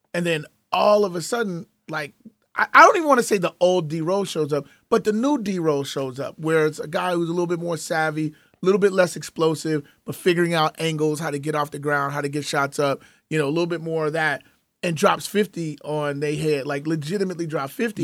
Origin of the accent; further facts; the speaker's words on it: Chicago, Illinois, United States; growing up in Chicago